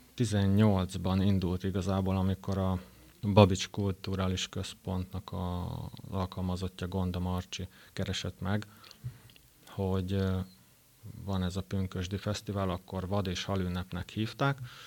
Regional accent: Szekszárd, Tolna, Hungary; nagyon szeretem Szexárdot is, kisváros, de hát ide születtem

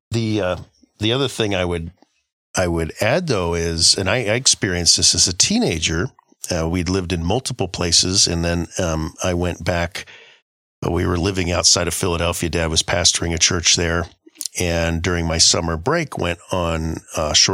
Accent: Guam; And I grew up in Guam. Uh, at least a, a good chunk of my growing up was in Guam.

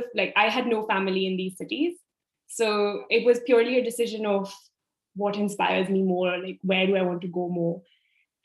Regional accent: Delhi, India; moved away as an adult; also born or lived in Italy; I was born and I grew up in Delhi.

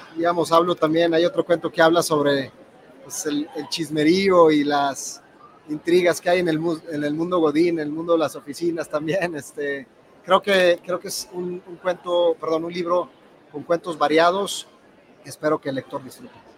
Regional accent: Durango, Mexico; now in Mexico City, Mexico; Yo soy de Durango y vivo en la Ciudad de México.

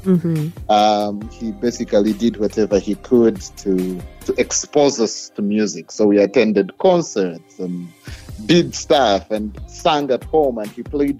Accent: Kampala, Central Region, Uganda; I was born and raised in Uganda, in Kampala.

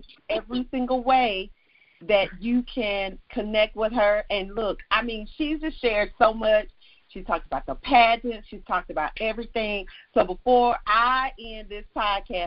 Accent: the South, United States; I'm from the South. I'm in the South now. This is how I speak

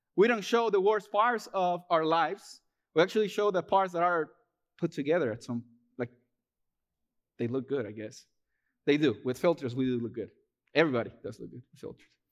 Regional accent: Peru; moved away as an adult; now in United States; I'm originally from Peru. Uh, I moved here to the U S in, back in twenty fourteen.

